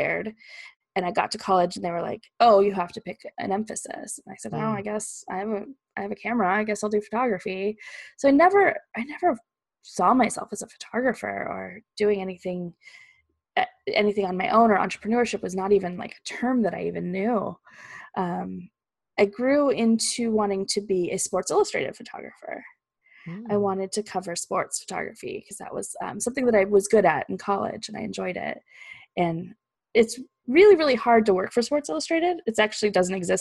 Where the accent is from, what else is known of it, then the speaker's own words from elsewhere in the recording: Fallbrook, California, United States; moved away as an adult; also born or lived in Peoria, Illinois; I grew up in Southern California. It's this little town called Fallbrook. It's all the way north San Diego.